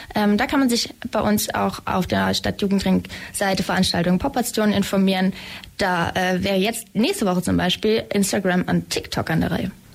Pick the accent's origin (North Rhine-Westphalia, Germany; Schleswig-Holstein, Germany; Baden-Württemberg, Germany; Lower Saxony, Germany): Schleswig-Holstein, Germany; moved away as an adult; now in Ulm, Germany; Ich komme ähm, aus Schleswig-Holstein ursprünglich